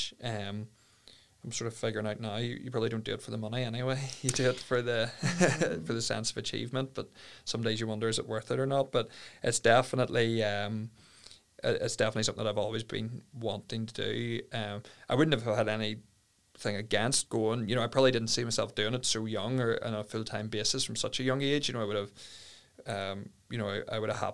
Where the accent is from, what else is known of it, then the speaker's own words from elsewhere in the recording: Ballynahinch, Northern Ireland, United Kingdom; I was from Ballinahinch, quite well connected there.